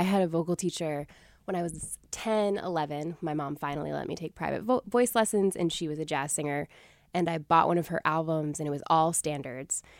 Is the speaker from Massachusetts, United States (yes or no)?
yes; Springfield, Massachusetts, United States; the community music school in my hometown of Springfield, Massachusetts